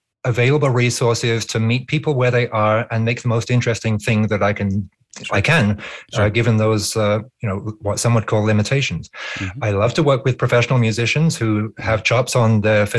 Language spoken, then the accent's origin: English; near the Blowing Stone, Berkshire Downs, South East England, United Kingdom; near my village growing up in England, there's the Blowing Stone.